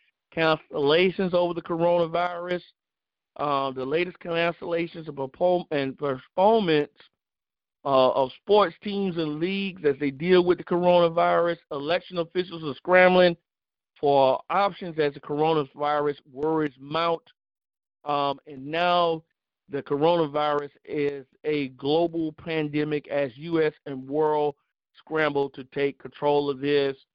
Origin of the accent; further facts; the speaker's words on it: South Carolina, United States; my home state of South Carolina